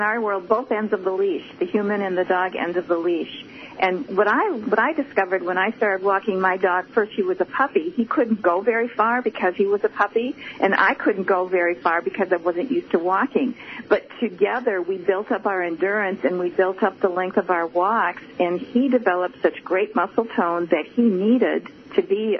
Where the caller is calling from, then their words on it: Minnesota, United States; Yes, we walk.